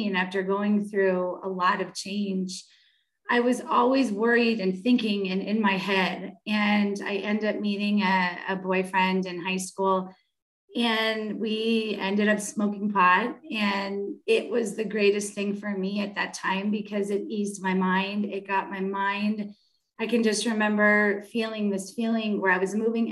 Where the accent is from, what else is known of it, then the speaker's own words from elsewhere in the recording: San Fernando Valley, California, United States; I was born in the San Fernando Valley